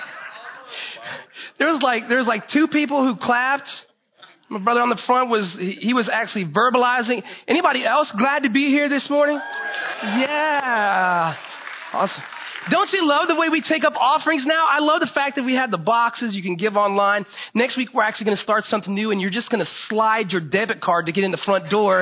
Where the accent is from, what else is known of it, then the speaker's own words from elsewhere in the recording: Florida, United States; I grew up in Florida.